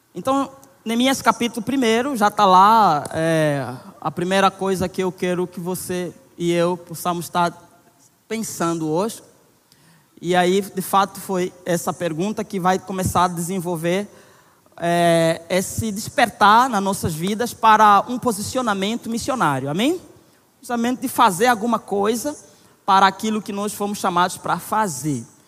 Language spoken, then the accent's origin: Portuguese; Angola; now in Brazil; Eu sou angolano, casado com Nayara